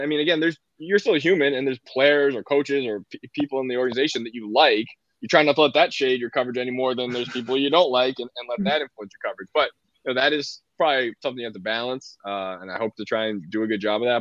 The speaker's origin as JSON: {"language": "English", "town": "Boston", "region": "Massachusetts", "country": "United States", "tie": "born or raised there", "said": "I grew up in Boston"}